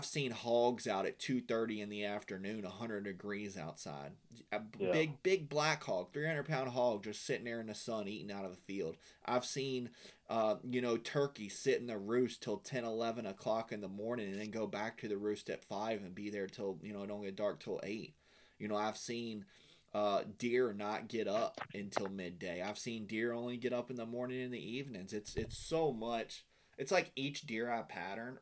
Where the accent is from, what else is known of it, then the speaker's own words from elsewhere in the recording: Blue Ridge Mountains, Virginia, United States; moved away as an adult; now in Florida, United States; I'm from Virginia, from the Blue Ridge Mountains and Appalachian Mountains.